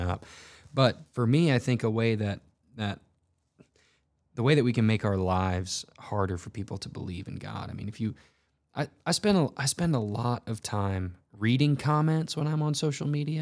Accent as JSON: {"language": "English", "region": "North Texas", "country": "United States", "tie": "born or raised there", "moved": "yes", "lives_now": "Missouri, United States", "said": "I grew up in North Texas"}